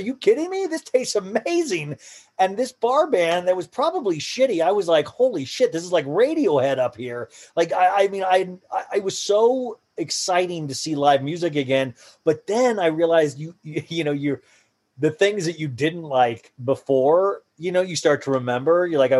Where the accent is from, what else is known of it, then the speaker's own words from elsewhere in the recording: Columbus, Ohio, United States; Yeah, that's where I was born, in Columbus, Ohio. And that's where my parents lived their whole lives, or Buckeyes, Ohio State.